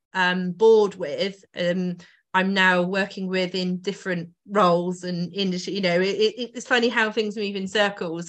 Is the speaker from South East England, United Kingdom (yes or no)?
yes; Oxfordshire, South East England, United Kingdom; now in Northamptonshire, United Kingdom; so I grew up in Oxfordshire and then moved over to Northamptonshire